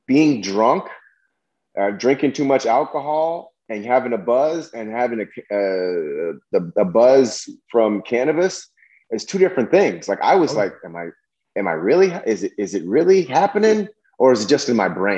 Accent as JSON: {"language": "English", "town": "Berkeley", "region": "California", "country": "United States", "tie": "born or raised there", "said": "growing up in Berkeley, I remember when I was Berkeley, California, I was offered a joint when I was, I think, second grade, third grade"}